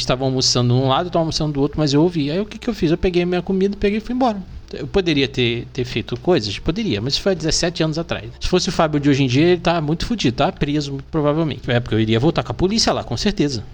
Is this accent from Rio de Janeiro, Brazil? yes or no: yes; Rio de Janeiro, Brazil; moved away as an adult; now in São Paulo, Brazil; Eu sou carioca